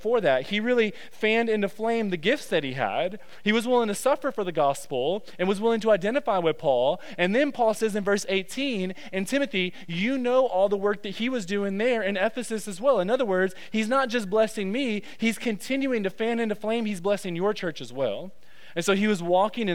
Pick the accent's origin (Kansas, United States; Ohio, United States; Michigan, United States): Michigan, United States; Detroit; moved away; I'm from Detroit